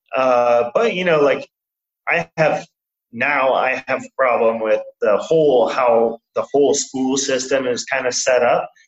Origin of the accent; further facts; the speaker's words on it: Portland, Oregon, United States; moved away as an adult; now in Surabaya, Indonesia; I am originally from America, uh, from Portland, Oregon